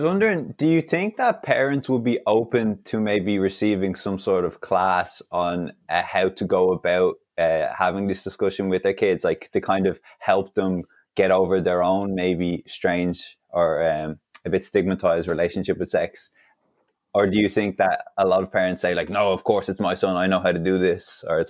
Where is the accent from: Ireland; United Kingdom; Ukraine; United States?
Ireland; growing up in Ireland, I obviously assumed that this was just a normal thing.